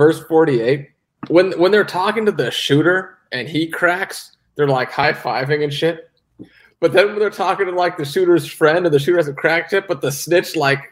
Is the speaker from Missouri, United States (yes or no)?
yes; St. Louis, Missouri, United States; I'm from Northside St. Louis. I'm not doing that shit.